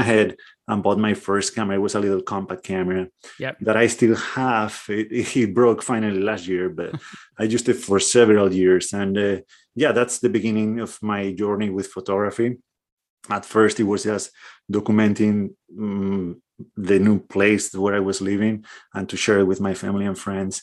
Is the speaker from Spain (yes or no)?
yes; northwest Spain, Spain; moved away as an adult; also born or lived in Portland, Oregon; I'm from northwest Spain. And that was my little corner of the world for the first 28, 29 years of my life.